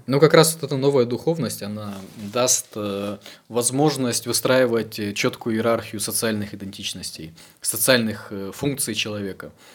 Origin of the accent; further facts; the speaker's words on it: Ukraine; я как украинец